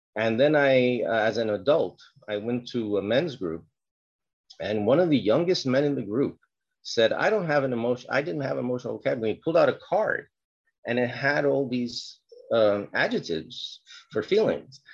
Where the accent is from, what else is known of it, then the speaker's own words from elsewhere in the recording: New York City, New York, United States; I was born in the South Bronx during a period of um, a lot of violence. I'm Puerto Rican